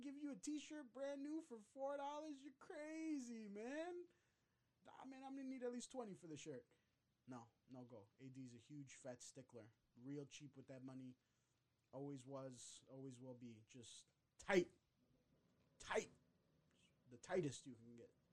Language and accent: English; Chicago, Illinois, United States; I grew up in Marquette Park